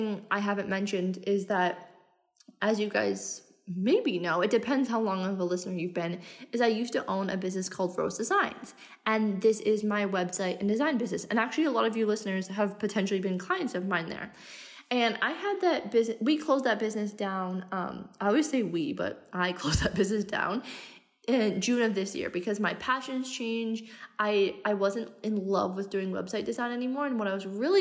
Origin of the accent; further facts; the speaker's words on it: Canada; moved away as an adult; also born or lived in Australia; now in Bali, Indonesia; I'm Canadian. I left in 2018 and I haven't been home since